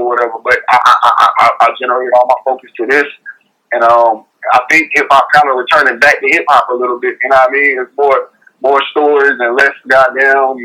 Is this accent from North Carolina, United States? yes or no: yes; North Carolina, United States; I'm a country boy, you know, I'm from North Carolina